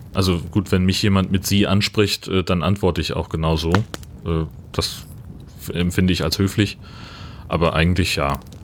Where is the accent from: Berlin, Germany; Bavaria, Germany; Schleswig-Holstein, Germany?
Schleswig-Holstein, Germany; North Frisia; Nordfriesland, meine Heimatregion hier